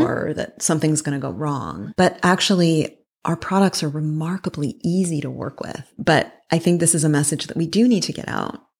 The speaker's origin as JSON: {"language": "English", "town": "Toronto", "region": "Ontario", "country": "Canada", "tie": "born or raised there", "also_born_or_lived": "Berkeley / New York / Paris", "moved": "as an adult", "said": "I grew up in Toronto"}